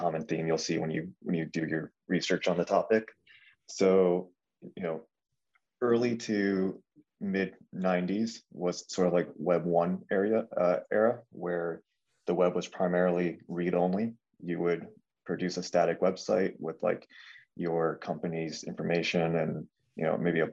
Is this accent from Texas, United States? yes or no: no; Connecticut, United States; also born or lived in California; I have lived in Connecticut basically my entire life, aside from 2 years I spent going to school in California.